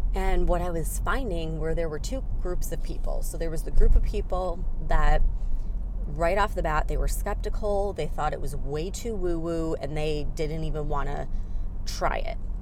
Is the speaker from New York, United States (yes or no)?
no; Chicago, Illinois, United States; moved away as an adult